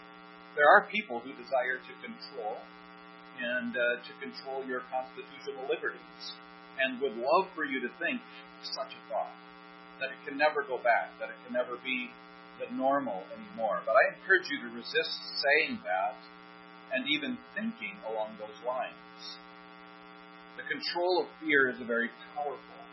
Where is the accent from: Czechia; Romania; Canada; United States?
United States; as American citizens